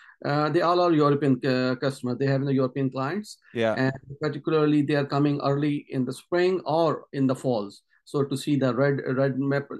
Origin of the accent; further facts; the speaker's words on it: Pakistan; moved away as an adult; also born or lived in Montreal, Canada / Thousand Islands, Ontario, Canada; now in Canada; Basically, I'm from Pakistan, and I immigrated here in 2015.